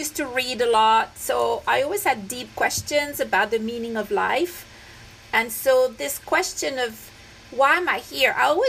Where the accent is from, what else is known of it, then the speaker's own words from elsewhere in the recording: France; moved away as an adult; also born or lived in London / Bangalore, India; now in Nepal; I'm French. I was born and I grew up in France. Wow. I do not come from a religious background.